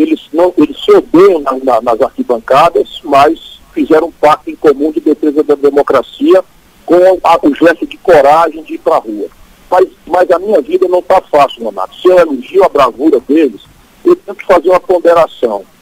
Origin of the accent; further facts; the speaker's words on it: Sobral, Ceará, Brazil; cearense de Sobral, que eu sou e nunca, nunca vou esquecer